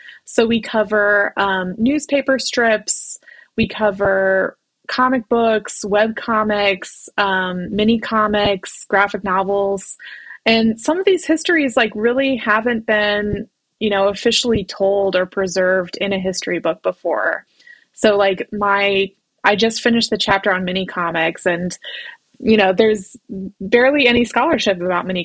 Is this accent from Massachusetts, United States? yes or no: no; Columbus, Ohio, United States; moved away as an adult; also born or lived in Chicago; I'm from Columbus, Ohio. So I was kind of going back and forth between Columbus and Chicago.